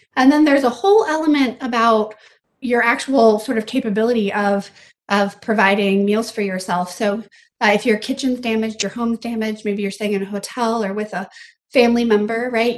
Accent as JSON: {"language": "English", "region": "South Louisiana", "country": "United States", "also_born_or_lived": "Vietnam / Bangladesh / New York / Philadelphia", "moved": "yes", "said": "I am from South Louisiana, um, where disasters are just a part of life"}